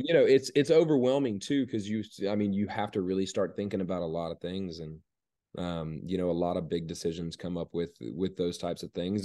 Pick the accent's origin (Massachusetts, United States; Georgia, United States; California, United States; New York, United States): Georgia, United States; growing up in Georgia, growing up in the town that I grew up in, you know, when, growing up there, um, you know, it was a really small town.